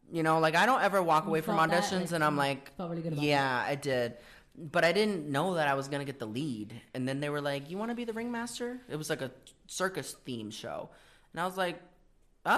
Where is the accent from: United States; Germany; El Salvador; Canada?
United States; Worcester, Massachusetts; also born or lived in Auburn; I am from Worcester. I grew up there.